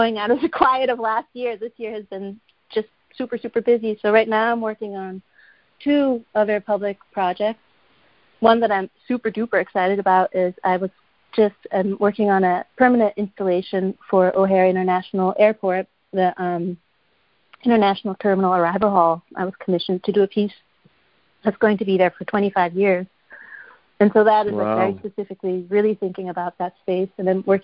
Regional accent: Switzerland; moved away; I'm from Switzerland originally

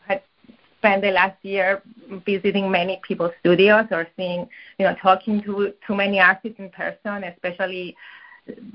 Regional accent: Cyprus; now in Brooklyn, United States; I went back to Cyprus, which is where I grew up

